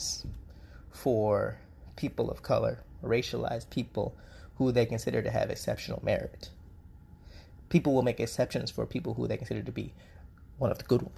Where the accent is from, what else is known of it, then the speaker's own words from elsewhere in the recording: United States; first language English; moved away as an adult; I was born in the United States